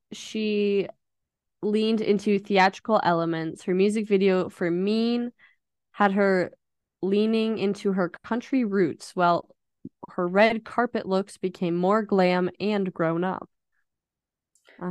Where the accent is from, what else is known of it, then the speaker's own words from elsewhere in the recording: Idaho, United States; I am from Idaho and I don't like potatoes